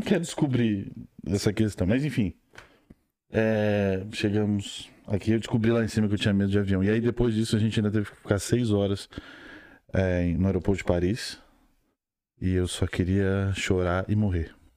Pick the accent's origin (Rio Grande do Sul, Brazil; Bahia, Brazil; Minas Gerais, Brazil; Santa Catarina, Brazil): Rio Grande do Sul, Brazil; moved away as an adult; now in Ireland; eu sou do Rio Grande do Sul. Estou na Irlanda há quase dois anos já